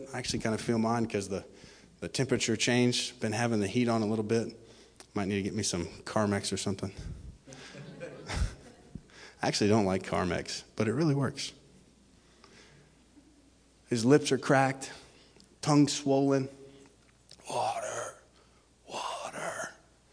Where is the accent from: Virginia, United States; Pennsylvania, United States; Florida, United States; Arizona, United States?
Florida, United States; I'm from Florida originally